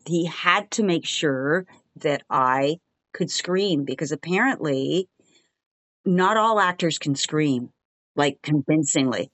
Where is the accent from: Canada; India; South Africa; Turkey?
Canada; Montreal, Quebec; moved away as an adult; also born or lived in Albuquerque, New Mexico / Toronto / New York; now in Los Angeles, United States; I am from Montreal, Canada. That's, that's where I grew up, although I'm officially American 'cause I was born in Albuquerque, New Mexico.